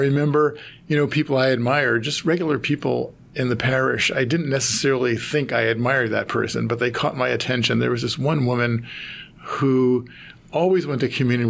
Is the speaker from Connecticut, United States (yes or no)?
yes; North Haven, Connecticut, United States; moved away as an adult; I'm from North Haven, Connecticut, and I grew up in a family of Italian immigrants. Mm-hmm. Though it was sort of divided because my father's family came from northern Italy and my mother's family came from southern Italy.